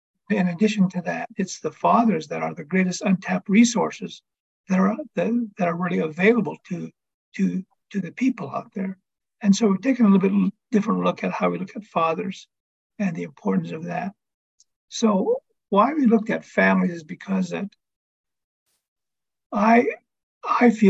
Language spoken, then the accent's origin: English; reservation in Northern Arizona, United States; I am half Hopi and half Navajo. Born and raised on the reservation here in Northern Arizona.